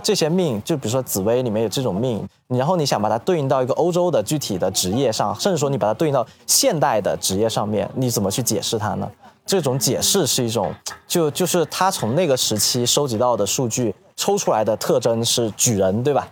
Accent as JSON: {"language": "Chinese", "region": "western Guangdong", "country": "China", "tie": "born or raised there", "said": "我是个广 东人，我是在粤西出生的广东人，然后我们那里还保留了非常多的这种，呃，一种民俗"}